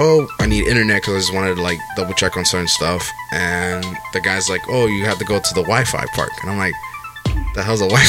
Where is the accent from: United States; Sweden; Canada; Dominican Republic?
Dominican Republic; Dominican Republic